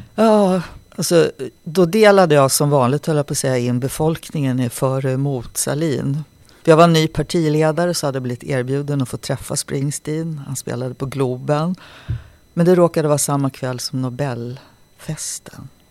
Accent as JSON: {"language": "Swedish", "town": "Nacka", "region": "Stockholm County", "country": "Sweden", "tie": "born or raised there", "also_born_or_lived": "Sollefteå / Vingåker / Halmstad", "said": "Jag växte upp i Nacka"}